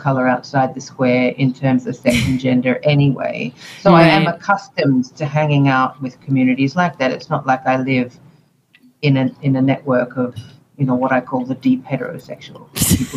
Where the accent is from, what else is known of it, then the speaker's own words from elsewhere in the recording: Australia; at school, growing up in Australia, we did have sex education